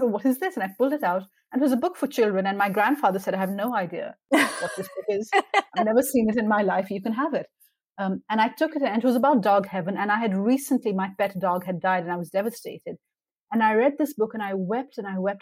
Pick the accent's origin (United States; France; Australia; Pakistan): Pakistan; I grew up in Pakistan at a time when there was military dictatorship